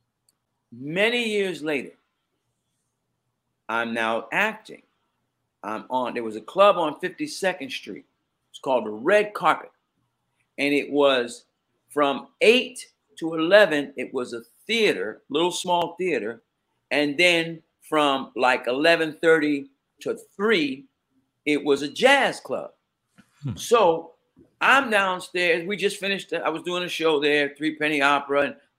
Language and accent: English; New York City, New York, United States; Growing up in Queens